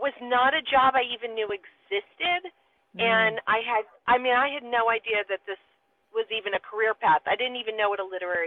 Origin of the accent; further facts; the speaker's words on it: Philadelphia, Pennsylvania, United States; I was born in Philadelphia